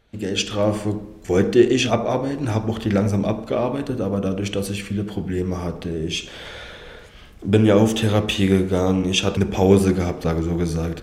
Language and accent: German; Berlin, Germany; also born or lived in Kazakhstan; komme gebürtig aus Kasachstan, lebe 25 Jahre in Berlin, eigentlich in Marzahn-Hellersdorf